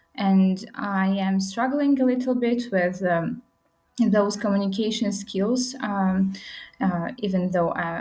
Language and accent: English; Khorog, Gorno-Badakhshan, Tajikistan; now in Dushanbe, Tajikistan; I'm from Pamirs